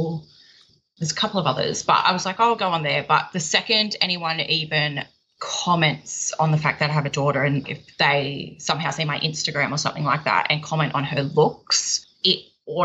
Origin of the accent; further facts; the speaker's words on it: Sydney, New South Wales, Australia; I'm from Sydney in Australia. Well, I'm about an hour out of Sydney